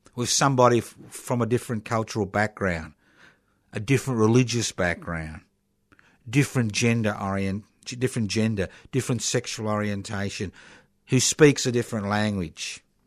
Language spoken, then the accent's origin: English; Australia